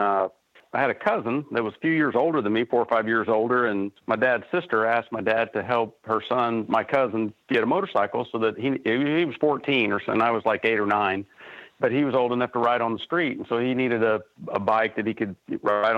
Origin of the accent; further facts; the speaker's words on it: Oklahoma City, Oklahoma, United States; also born or lived in Charlotte / California; I was born in Oklahoma City. Yeah, just right. You know, been here in Oklahoma City, you know, the majority of my life